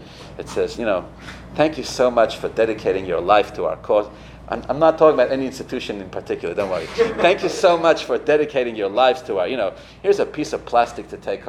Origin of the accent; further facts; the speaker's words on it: Los Angeles, California, United States; I'm from Los Angeles, did I mention that? In Los Angeles we say, take a royal chill pill, right?